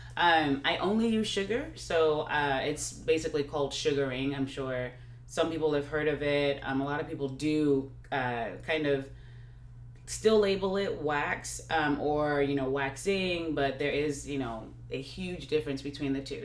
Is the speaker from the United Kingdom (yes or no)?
no; Nigeria; now in Texas, United States; my background is Nigeria, uh, Nigerian, and I grew up in Nigeria